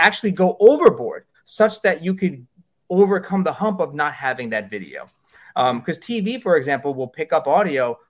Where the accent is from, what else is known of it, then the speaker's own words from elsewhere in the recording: New York, United States; I'm a New Yorker